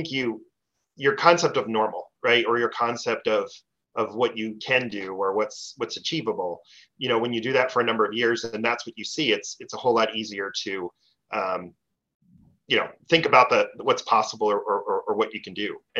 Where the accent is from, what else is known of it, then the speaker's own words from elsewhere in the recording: Pennsylvania, United States; also born or lived in Maryland; now in Minnesota, United States; So my background's in agriculture and food. I grew up on the East Coast. I grew up in Pennsylvania. Managed a farm in Maryland, grain and beef cattle for a number of years.